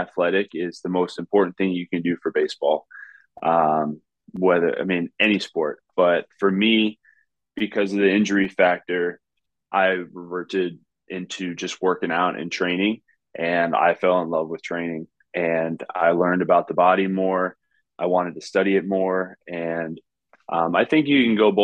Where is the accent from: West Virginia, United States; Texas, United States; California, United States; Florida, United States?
Florida, United States; South; what I enjoyed growing up in Florida.